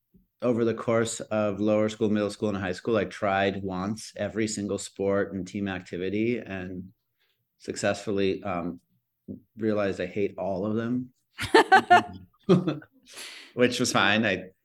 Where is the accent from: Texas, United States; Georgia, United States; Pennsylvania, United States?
Georgia, United States; Atlanta; also born or lived in Chicago / Minneapolis; I was born in Chicago. My parents are Midwestern and they met at University of Illinois. And then I lived there for a few years before moving to Minneapolis, lived there for a few years before going to Atlanta.